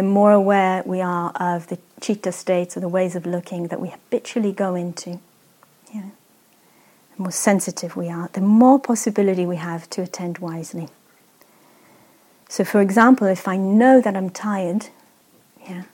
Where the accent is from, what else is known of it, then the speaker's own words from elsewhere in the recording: Israel; I grew up in Israel, there's a lot of deserts